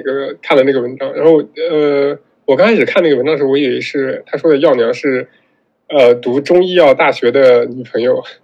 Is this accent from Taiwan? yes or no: no; Northwest China, China; also born or lived in Xinjiang / Gansu; 因为我是西北人嘛，然后西北这边